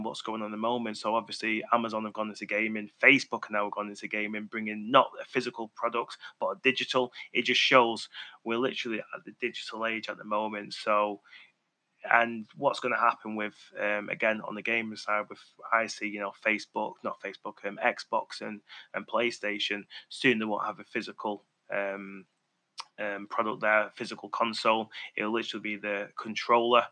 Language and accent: English; Manchester, North West England, United Kingdom; accent: Mancunian; my Mancunian tone